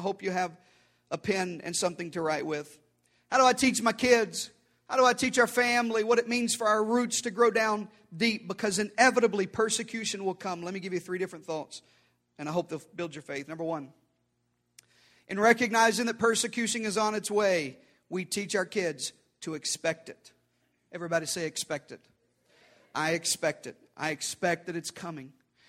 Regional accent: the South, United States; I was raised in the South by a mama who beat me.

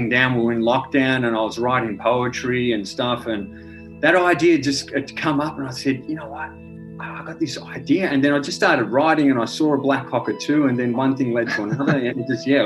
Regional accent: St Helena, Victoria, Australia; I grew up around Saint Helena, so yeah. uh, there was a bit of bushland there.

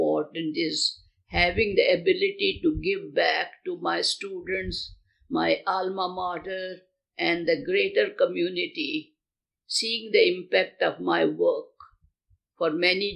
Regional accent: India; moved away; my home country of India

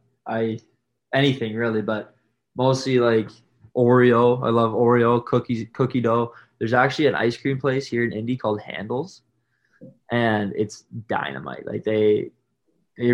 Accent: Whitby, Ontario, Canada; It was my hometown, I guess, hometown game from Whitby

